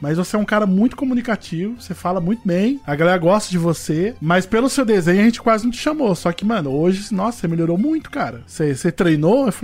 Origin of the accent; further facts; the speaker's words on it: Rio de Janeiro, Brazil; A gente vem lá do Rio de Janeiro e a galera não apronta os bagulhos, né?